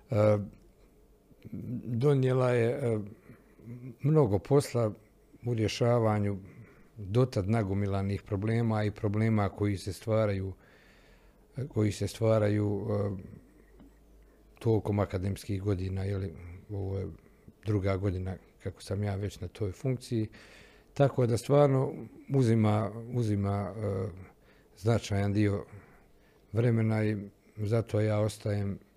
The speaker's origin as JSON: {"language": "Croatian", "country": "Bosnia & Herzegovina", "said": "ovdje kod nas u Bosni i Hercegovini."}